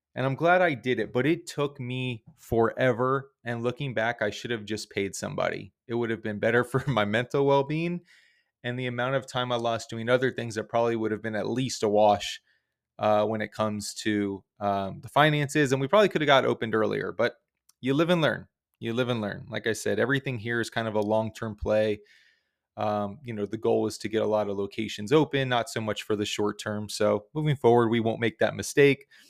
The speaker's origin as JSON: {"language": "English", "region": "South Florida", "country": "United States", "said": "we're from South Florida"}